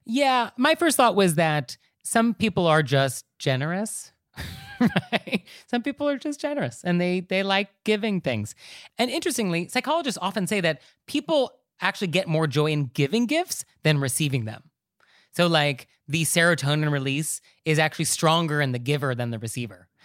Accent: New York City, New York, United States; as a New Yorker

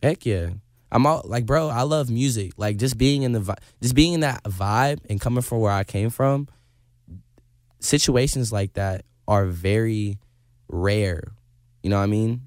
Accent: Indiana, United States; I'm a kid from Indiana

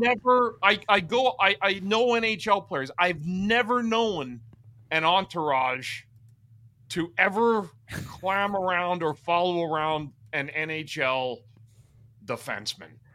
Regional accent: Ottawa, Ontario, Canada; I'm from Ottawa.

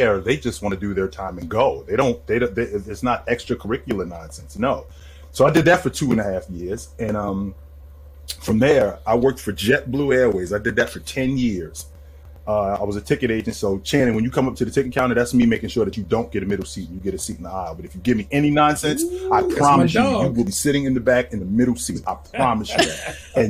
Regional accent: Jersey City, New Jersey, United States; moved away as an adult; also born or lived in Burlington, Vermont / Utah; I was born in Jersey City, New Jersey. I grew up there

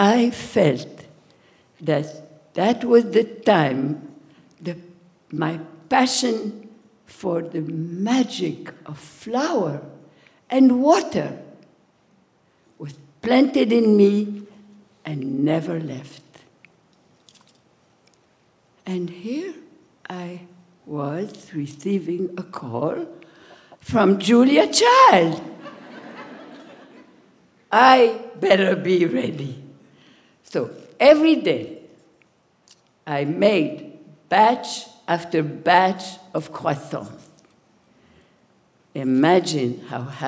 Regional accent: Marrakesh, Marrakesh-Safi, Morocco; now in Philadelphia, United States; was born in Marrakech, Morocco, in 1936. The 13th child of my family and the last one. My Saint Mother cooked and baked every day

